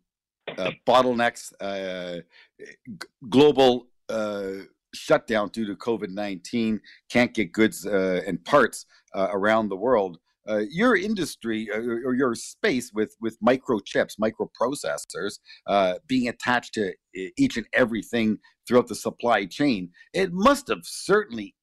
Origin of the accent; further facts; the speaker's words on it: Canada; we're Canadian, but we had a lot of American media up here